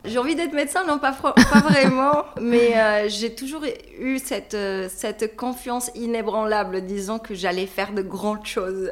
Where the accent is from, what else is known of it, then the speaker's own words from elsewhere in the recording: Hammamet, Nabeul Governorate, Tunisia; moved away as an adult; now in Paris, France; je suis tunisienne. J'ai grandi en Tunisie et ça fait deux ans que je suis sur euh, Paris